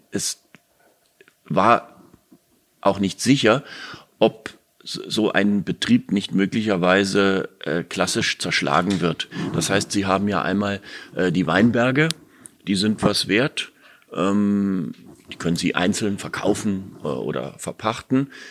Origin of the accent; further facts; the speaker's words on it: Berlin, Germany; als Berliner Ferienkind